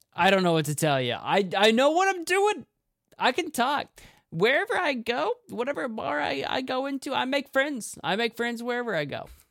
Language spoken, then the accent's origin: English; United States; I'm an American